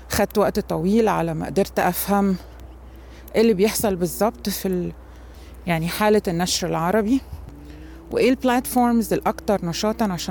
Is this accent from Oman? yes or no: no; Egypt; أنا طبعا مصرية ولغتي الأم هي اللغة العربية